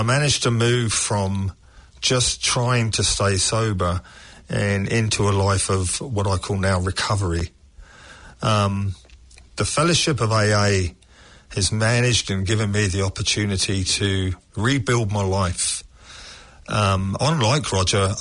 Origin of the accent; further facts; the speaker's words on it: England, United Kingdom; now in New Zealand; As I was growing up in England